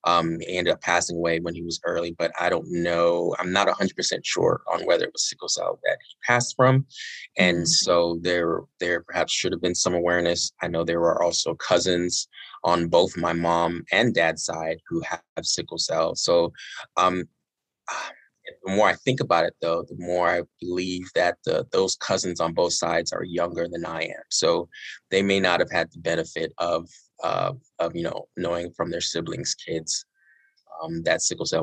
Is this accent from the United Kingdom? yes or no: yes; United Kingdom; born there; Both my mom and dad were born and raised in Nigeria, and they got married in the UK in the early 80s. And shortly after they got married, I was born.